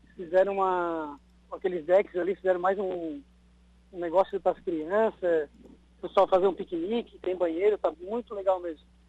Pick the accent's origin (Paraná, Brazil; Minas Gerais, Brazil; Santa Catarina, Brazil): Santa Catarina, Brazil; Araranguá; Eu eu nasci aqui no Morro dos Conventos